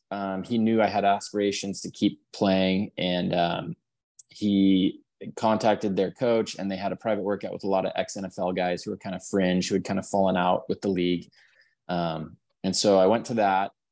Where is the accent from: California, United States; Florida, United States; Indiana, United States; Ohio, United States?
California, United States; born there; I was born up in the Bay Area.